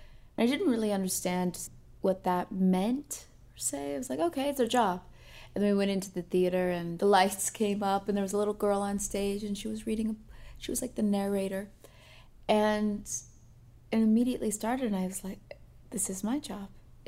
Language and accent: English; Northern California, United States; moved away as an adult; also born or lived in New York / Los Angeles; I grew up in Northern California, and my mom is a vegan chef. My father's a fireman in San Francisco.